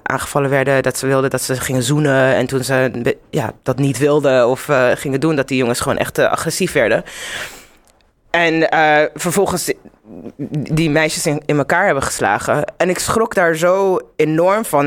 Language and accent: Dutch; Zimbabwe; also born or lived in Netherlands / Amsterdam; now in London, United Kingdom; ik ben in Zimbabwe opgegroeid